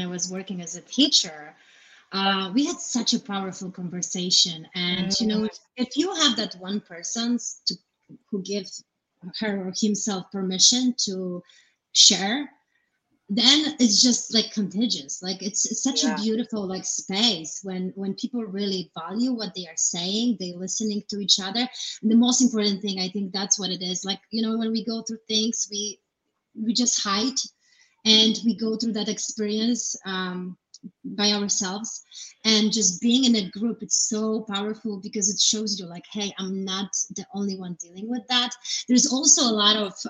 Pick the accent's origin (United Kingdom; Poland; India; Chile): Poland; now in United States; I grew up in Poland